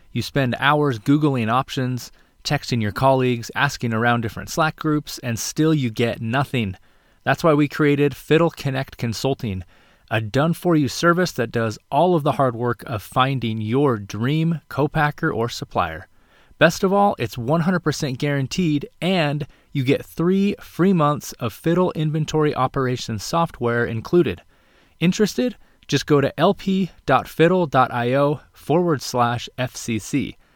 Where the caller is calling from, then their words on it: California, United States; I am in Marin County, just over the San Francisco Golden Gate Bridge.